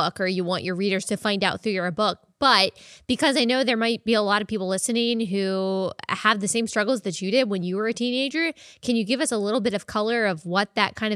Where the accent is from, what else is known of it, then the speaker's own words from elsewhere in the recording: Texas, United States; I grew up in Texas